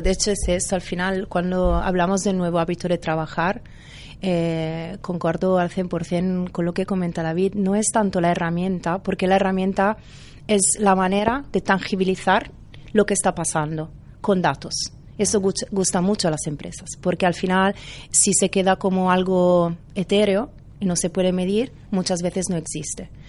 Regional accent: Italy; Spanish is a second language; moved away as an adult; now in Barcelona, Spain; tenía trabajo en Italia

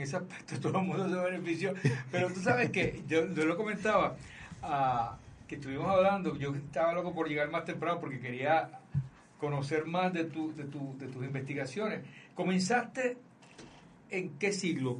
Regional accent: Aguadilla, Puerto Rico; desde Aguadilla, Puerto Rico, que es mi pueblo

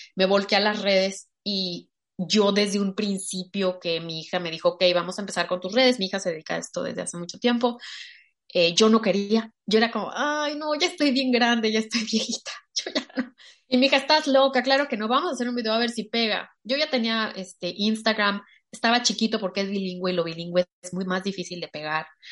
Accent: Mexico; soy mexicana

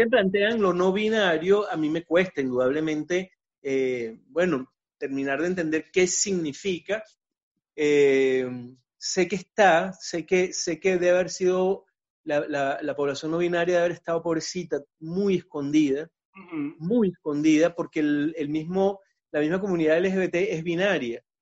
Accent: Venezuela; now in Chile; uno como venezolano que el marico es una muletilla

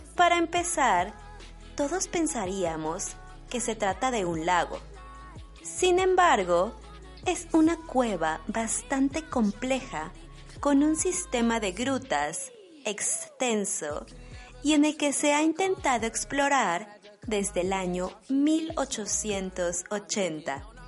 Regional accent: Mexico; now in Germany; una mexicana viviendo en Alemania

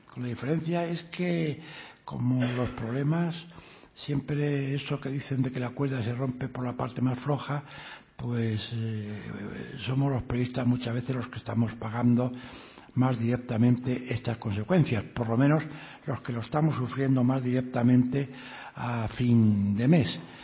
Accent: Asturias, Spain; Asturias, a mi tierra

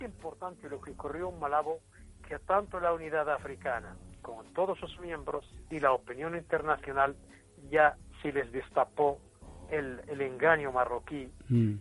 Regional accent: Western Sahara; now in Mexico

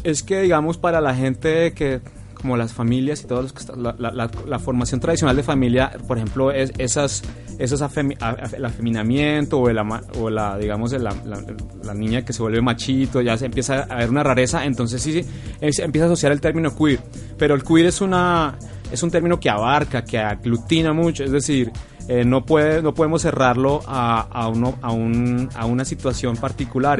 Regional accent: Bogotá, Colombia; vengo de Bogotá.

